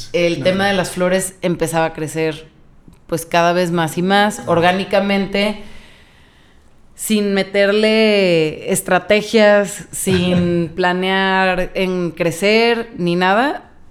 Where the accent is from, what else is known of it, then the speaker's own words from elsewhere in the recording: Guadalajara, Jalisco, Mexico; yo nunca me fui de Guadalajara. O sea, nunca había vivido en otro lugar.